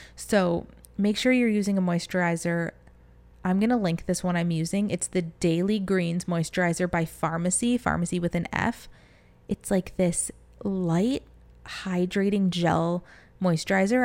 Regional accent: Michigan, United States; now in Florida, United States; growing up in Michigan

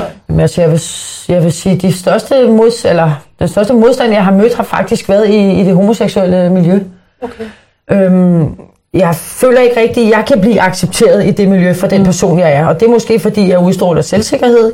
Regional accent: Copenhagen, Capital Region of Denmark, Denmark; jeg er opvokset i Sydhavn

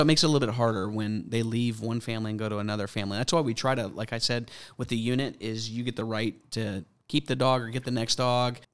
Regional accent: Mandeville, Louisiana, United States; accent: Tennessee New Orleans mix; also born or lived in Tennessee; now in Alpharetta, United States; I grew up in Louisiana

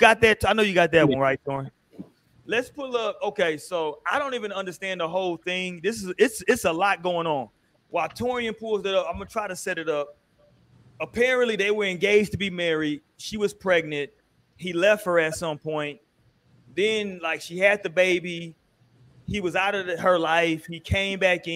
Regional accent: Houston, Texas, United States; I'm old school Southwest H-Town

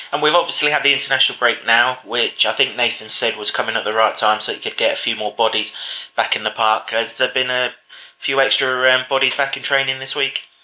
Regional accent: England, United Kingdom; as an Englishman

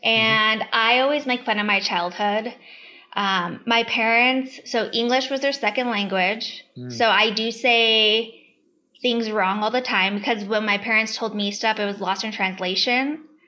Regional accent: Reno, Nevada, United States; moved away as an adult; also born or lived in Hawaii; I am originally from Reno, Nevada. My husband was Army for 10 years. So we went from Reno to Hawaii for 5 years where I ran a military gym and then we got PCS'd here

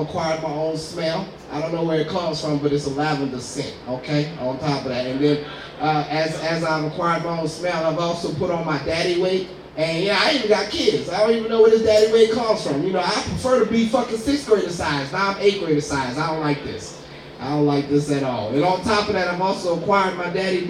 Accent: New Orleans, Louisiana, United States; I'm from New Orleans

